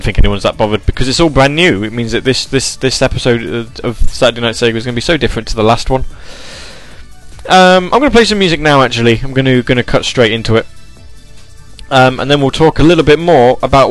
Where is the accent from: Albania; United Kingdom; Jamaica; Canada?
United Kingdom; England; I am English